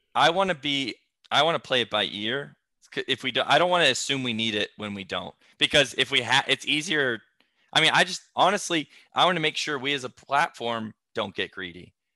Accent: Flowery Branch, Georgia, United States; I'm from Flowery Branch, Georgia

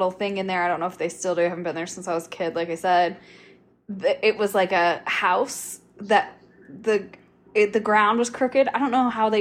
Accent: Michigan, United States; Michigan too, since that's my home state

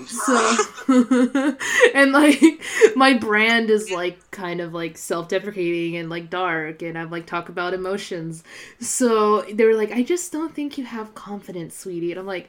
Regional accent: Fresno, California, United States; also born or lived in Mariposa; I'm back in Fresno. I left Fresno for 7 years, and I've just been back for 7 months.

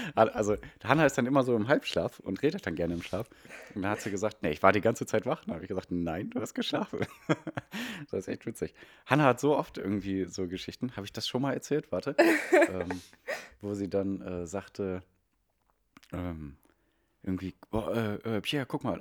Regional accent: Ruhr area, North Rhine-Westphalia, Germany; Wir kommen eigentlich aus dem Ruhrgebiet

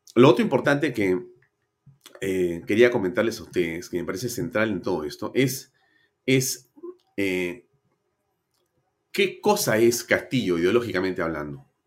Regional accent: Peru; tenemos que hacernos los peruanos

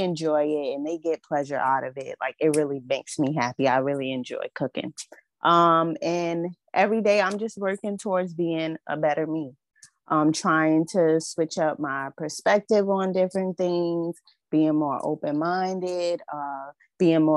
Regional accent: Yonkers, New York, United States; I was born and raised in Yonkers my entire life

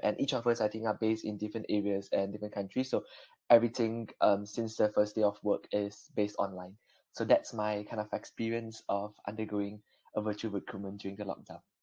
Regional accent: Malaysia; now in Belfast, United Kingdom; I'm originally from Malaysia

